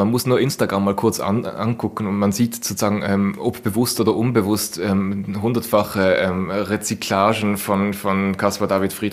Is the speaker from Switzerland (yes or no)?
yes; Basel, Basel-Stadt, Switzerland; als Basler, äh, wenn ich da bei meinem Stadion äh, vorbeifahre